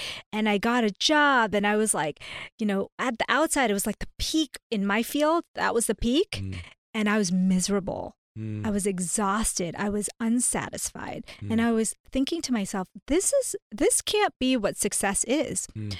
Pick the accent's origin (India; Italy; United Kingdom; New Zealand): India; now in United States; So, long story short, I am an Indian, a South Asian immigrant to the U.S. And so we started out at this very low place